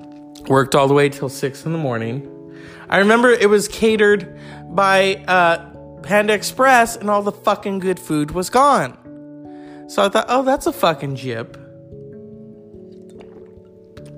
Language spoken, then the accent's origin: English; California, United States; As a Californian